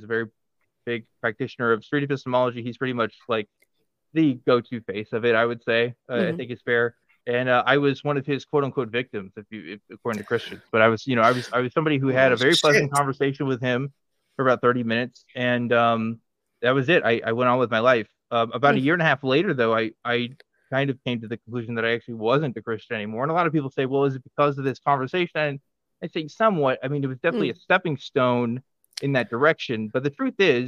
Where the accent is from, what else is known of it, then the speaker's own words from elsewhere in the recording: Waco, Texas, United States; I grew up in Waco, Texas